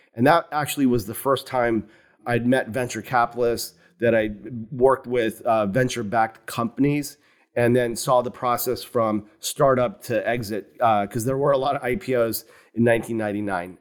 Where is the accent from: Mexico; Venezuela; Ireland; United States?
United States; Morgantown, West Virginia; moved away; I grew up in West Virginia. So a small university town just south of Pittsburgh, West Virginia